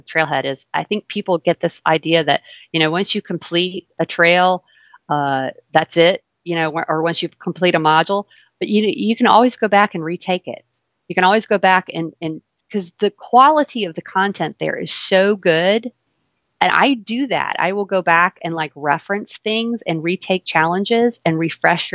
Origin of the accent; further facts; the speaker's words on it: Louisiana, United States; accent: southern; also born or lived in New York; I grew up here in Louisiana